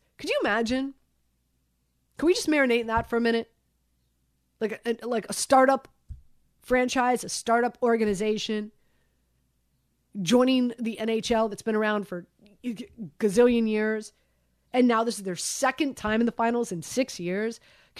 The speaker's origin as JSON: {"language": "English", "town": "Miami", "region": "Florida", "country": "United States", "tie": "born or raised there", "moved": "yes", "said": "you guys know I'm from Miami. It's a different bag there."}